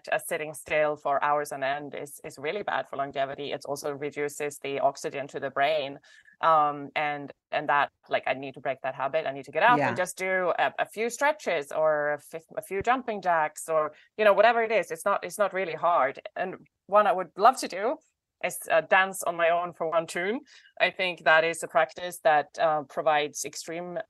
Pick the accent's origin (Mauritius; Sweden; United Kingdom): Sweden; northern Sweden; now in Los Angeles, United States; I was born in the north of Sweden